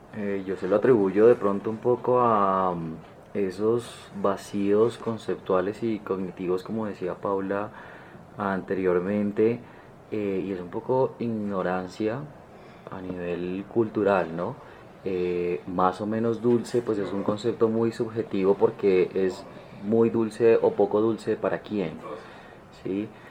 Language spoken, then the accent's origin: Spanish; Colombia; nosotros como colombianos